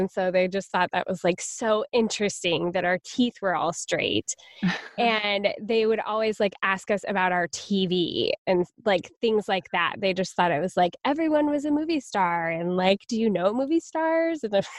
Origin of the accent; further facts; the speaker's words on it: United States; we are so American.